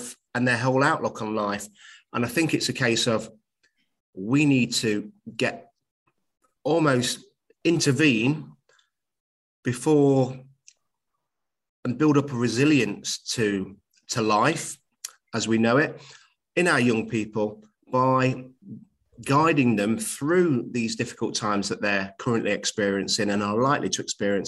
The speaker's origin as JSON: {"language": "English", "town": "Nottingham", "region": "East Midlands", "country": "United Kingdom", "tie": "born or raised there", "said": "I'm a teacher at a college in my hometown of Nottingham"}